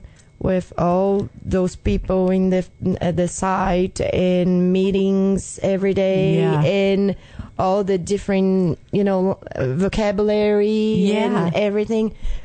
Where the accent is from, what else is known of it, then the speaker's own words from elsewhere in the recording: Brazil; English is a second language; moved away as an adult; now in Chattanooga, United States; I'm from Brazil.